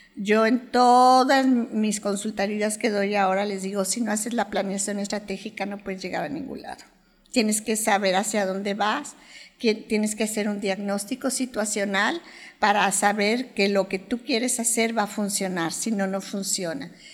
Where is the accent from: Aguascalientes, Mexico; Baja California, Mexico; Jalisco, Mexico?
Jalisco, Mexico; Guadalajara; soy de Guadalajara